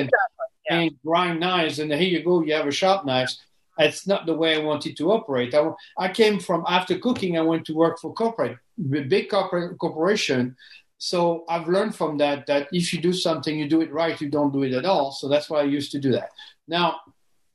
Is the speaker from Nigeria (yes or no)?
no; France; English is a second language; moved away as an adult; now in United States; I'm 100% French. I was born in France, born and raised. I came in the U.S. I was 27 years old.